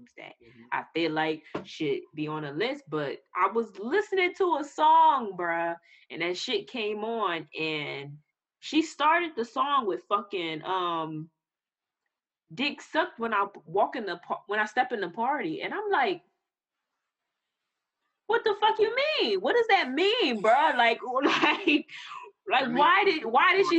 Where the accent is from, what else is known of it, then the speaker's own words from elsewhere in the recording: New Jersey, United States; I'm from New Jersey